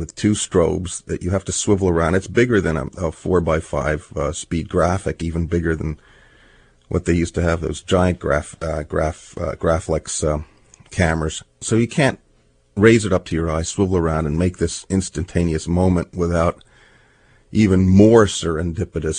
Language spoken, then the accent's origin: English; New York City, New York, United States; also born or lived in New Jersey; I grew up in New York City